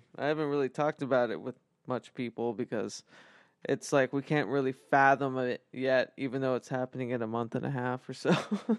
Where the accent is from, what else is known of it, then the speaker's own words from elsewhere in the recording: United States; also born or lived in New Mexico / Arizona; now in Portland, United States; I'm a desert rat. Like we were talking earlier, I'm from New Mexico and Arizona